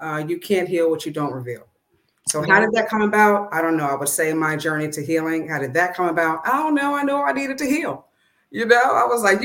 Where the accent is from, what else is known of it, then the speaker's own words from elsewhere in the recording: Coatesville, Pennsylvania, United States; Born and raised in Coatesville, PA